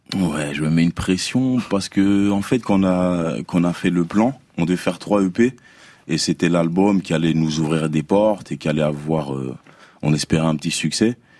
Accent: DR Congo; je suis congolais

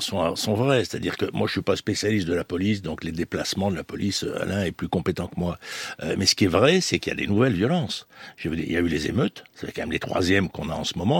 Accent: Marseille, Provence-Alpes-Côte d'Azur, France; je suis Marseillais

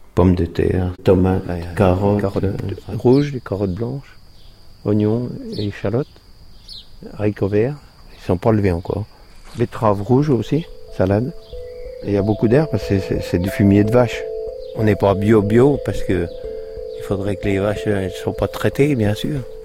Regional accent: La Grande-Verrière, Bourgogne-Franche-Comté, France; also born or lived in Autun / Dijon; Je suis né à Autun, mais j'ai grandi ici, à à côté, au crotomenière Grande-Verrière, dans le Morand

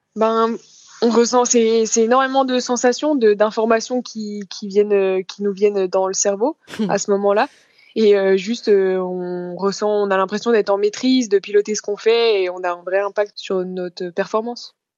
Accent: Chaux-Neuve, Bourgogne-Franche-Comté, France; chez moi à Chauneuf dans le Jura, plus particulièrement dans le Doubs

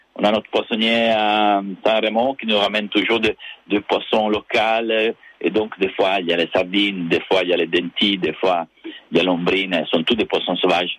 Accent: Cuneo, Piedmont, Italy; now in Nice, France; je viens de Cuneo, qui est une petite ville à côté de Alba

